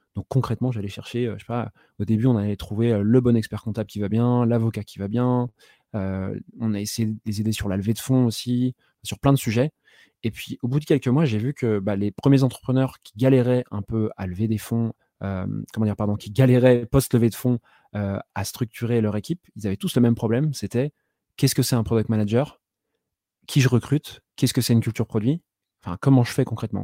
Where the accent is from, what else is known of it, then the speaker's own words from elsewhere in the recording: Saint-Malo, Brittany, France; moved away as an adult; also born or lived in Rennes; je suis breton de base, je viens de Saint-Malo. Donc, j'ai fait jusqu'à mon bac mes études, si on peut appeler ça des études